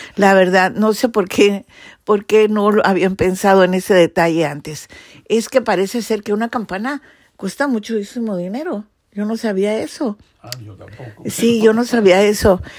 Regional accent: Mexico City, Mexico; en el Distrito Federal somos más patrióticos de Hueso Colorado

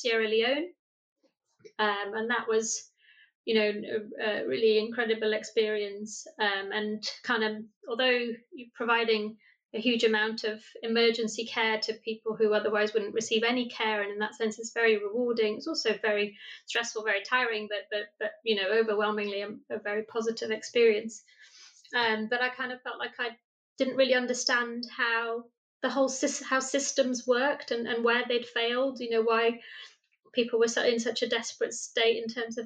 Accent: Brazil; moved away as an adult; also born or lived in Nottingham, United Kingdom; now in United Kingdom; I was born and brought up in Brazil, have an English mum and a Brazilian dad

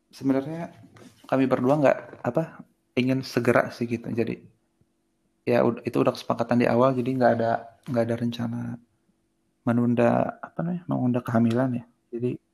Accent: Serang, Banten, Indonesia; moved away as an adult; now in Bandung, Indonesia; saya lahir di di Serang Eh, tahun 92

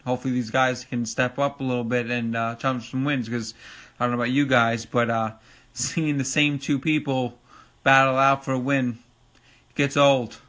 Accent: Long Island, New York, United States; accent: New York; I'm from New York, Long Island to be exact. Uh, as you probably could tell from my New York accent

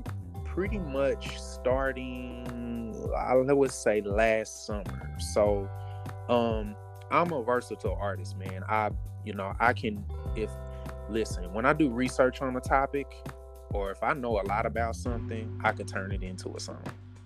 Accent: Kansas City, Missouri, United States; moved away as an adult; now in Houston, United States; I am originally from Kansas City, Missouri, born and raised. Relocated to Houston a few years ago, not for job purposes, but I'm an ordained minister.

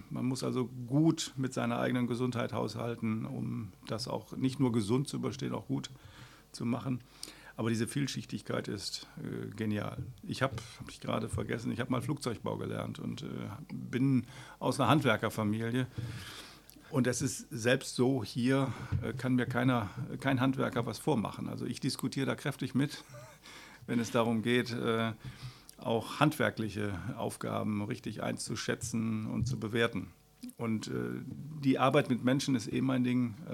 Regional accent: Essen, North Rhine-Westphalia, Germany; now in Mülheim, Germany; Ich Bin eigentlich geborener Essener und ich bin im Verlauf meines Lebens äh, viel rumgekommen, immer so im Umkreis von Essen.

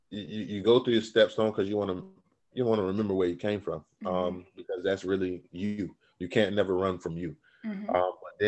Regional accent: Raleigh, North Carolina, United States; also born or lived in Lumberton, North Carolina; But I was really raised in Raleigh, so I'm a Raleigh raised boy.

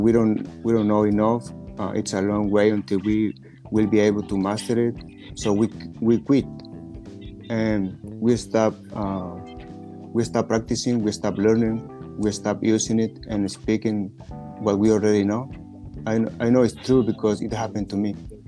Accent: Mexico; English is a second language; now in United States; Hello, everybody. … I'm from Mexico, but I live in, right now here in the USA. I work in a little supermarket. I'm a butcher there.

